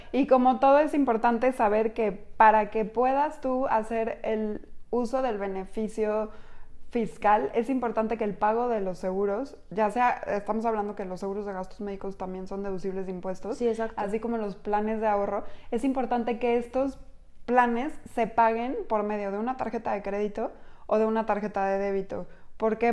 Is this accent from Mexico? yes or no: yes; Mexico; como mexicanos responsables